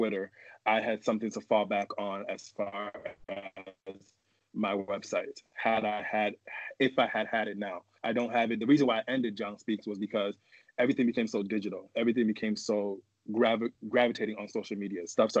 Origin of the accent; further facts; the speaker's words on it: New York City, New York, United States; now in Minneapolis, United States; I am originally from Manhattan, New York, born and raised. Currently live in Minneapolis